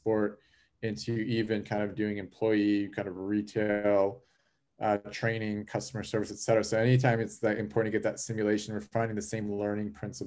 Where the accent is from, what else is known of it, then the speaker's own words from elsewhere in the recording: Chicago, Illinois, United States; I was born and raised in Chicago, in the Chicago area